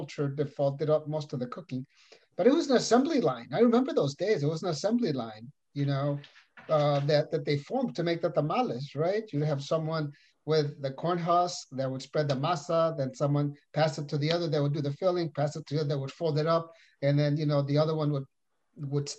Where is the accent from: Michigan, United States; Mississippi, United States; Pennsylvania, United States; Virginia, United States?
Michigan, United States; Holland; also born or lived in Texas; when I was growing up in Holland, after we moved from, you know, from Texas to Holland back in the mid 70s